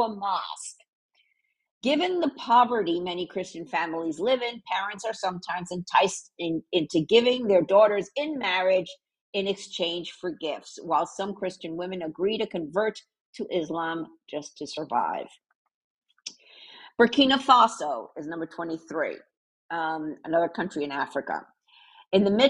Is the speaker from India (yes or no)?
no; Puerto Rico; moved away; also born or lived in New York / Miami; I'm from Puerto Rico, which is the one island over from Cuba.